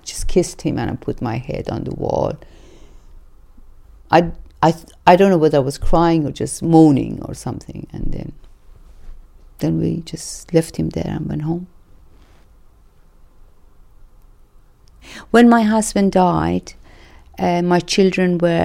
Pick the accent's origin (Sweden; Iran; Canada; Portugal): Iran; English is a second language; moved away as an adult; also born or lived in Denmark; now in England; And I come from Iran, and I was a refugee in Denmark. I moved to Denmark in 1984 and moved to England in 1998.